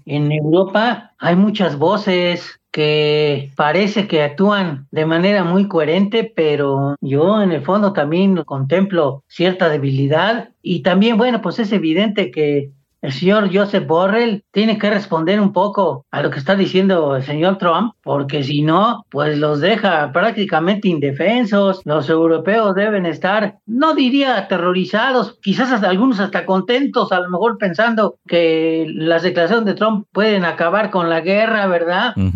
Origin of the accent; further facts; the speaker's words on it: Mexico; como mexicano y como latinoamericano